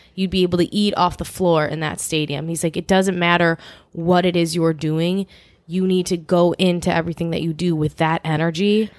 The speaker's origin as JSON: {"language": "English", "area": "Chicago suburbs", "region": "Illinois", "country": "United States", "also_born_or_lived": "Los Angeles", "said": "I'm from Chicagoland, Chicago suburbs, like, the northwest suburbs area."}